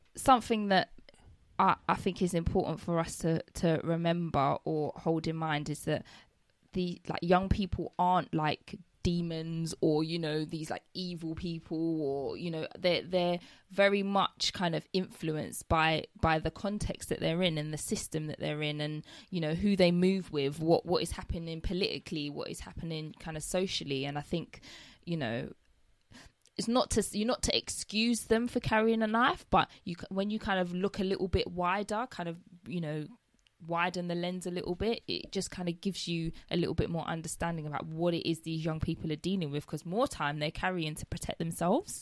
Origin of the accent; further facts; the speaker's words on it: London, United Kingdom; I'm born and raised London. I've lived here all my life.